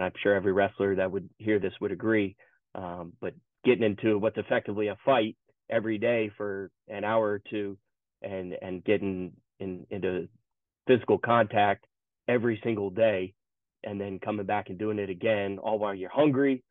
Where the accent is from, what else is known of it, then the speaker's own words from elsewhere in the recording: Charlotte, North Carolina, United States; originally I'm from Charlotte